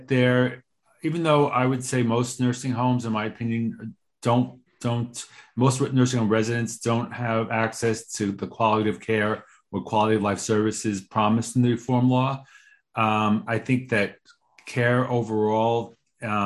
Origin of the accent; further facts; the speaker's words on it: New York, United States; a New Yorker